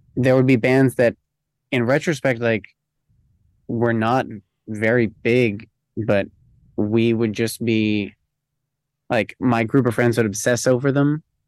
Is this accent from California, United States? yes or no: no; New Jersey, United States; I grew up in New Jersey, kind of like just outside New York City.